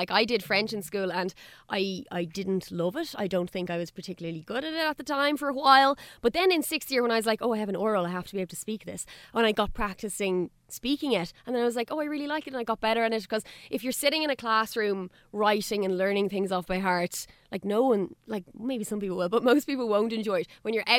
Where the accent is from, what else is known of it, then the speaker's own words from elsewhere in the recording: Ireland; first language Irish/English; sometimes people ask me what my first language is, and I'm like, I don't know, I have two.